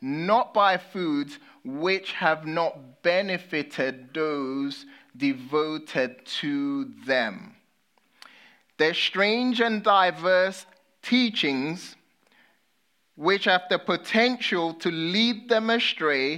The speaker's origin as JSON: {"language": "English", "country": "United Kingdom", "accent": "British", "said": "I'm a Brit"}